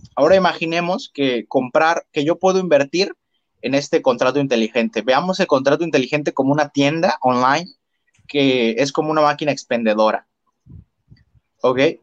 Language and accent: Spanish; Mexico; como yo mexicano